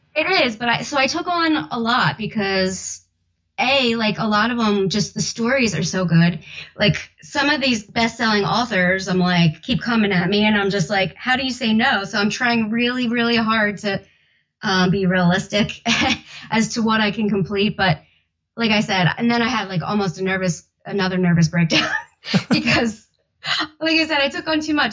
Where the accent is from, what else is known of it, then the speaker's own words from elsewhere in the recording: South Jersey / Philadelphia, New Jersey, United States; accent: South Jersey with Philly accent; my accent that I try to hide, but it's like a mix of Sojo, South Jersey, with like the Philly accent.